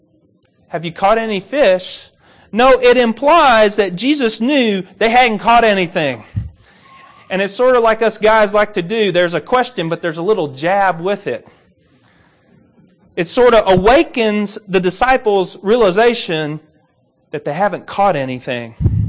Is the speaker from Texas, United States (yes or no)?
no; Kentucky, United States; Now, I'm from Kentucky, and I grew up around a few ponds.